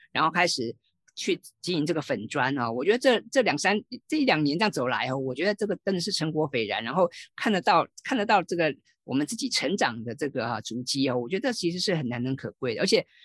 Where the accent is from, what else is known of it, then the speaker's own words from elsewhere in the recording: Taiwan; 我们台湾人或者我们华人